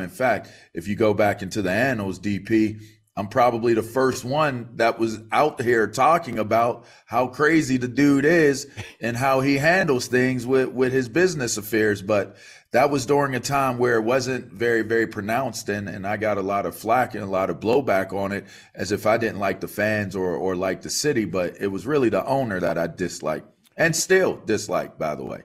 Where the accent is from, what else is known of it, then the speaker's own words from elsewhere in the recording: Pittsburgh, Pennsylvania, United States; we're Pittsburgh guys. He's, he's from Penn Hills. I'm from North Hills